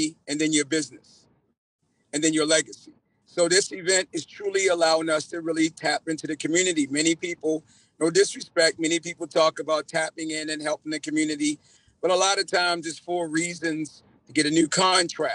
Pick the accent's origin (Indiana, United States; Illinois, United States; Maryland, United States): Maryland, United States; Baltimore; moved away as an adult; now in Columbia, United States; I was raised in Baltimore. I come from Baltimore